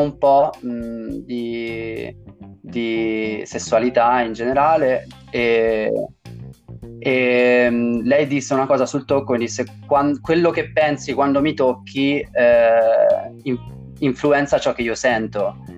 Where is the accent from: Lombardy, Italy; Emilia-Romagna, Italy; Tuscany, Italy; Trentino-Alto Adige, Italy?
Tuscany, Italy; dalle mie parti in Toscana